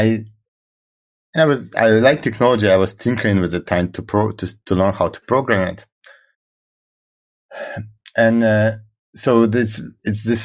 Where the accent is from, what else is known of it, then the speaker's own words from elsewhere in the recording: Israel; first language Russian; English is a second language; moved away as an adult; also born or lived in Russia / United States; I was born in Russia and I grew up in Israel.